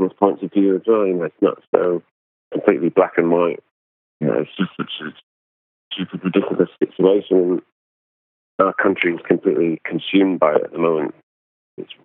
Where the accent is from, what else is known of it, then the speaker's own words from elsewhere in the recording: England, United Kingdom; being English